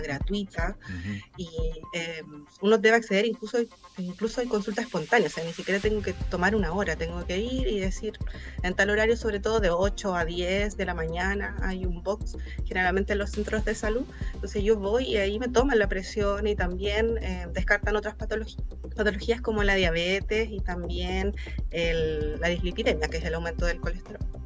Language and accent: Spanish; Chile; nosotros como chilenos